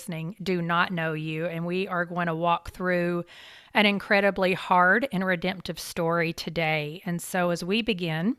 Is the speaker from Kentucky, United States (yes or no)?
yes; Kentucky, United States; I grew up in Kentucky